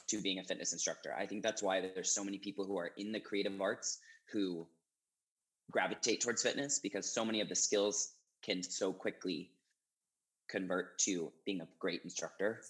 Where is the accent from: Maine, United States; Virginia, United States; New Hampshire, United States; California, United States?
Maine, United States; moved away as an adult; also born or lived in New York City, United States; now in Seattle, United States; I, like I said, grew up in a really small town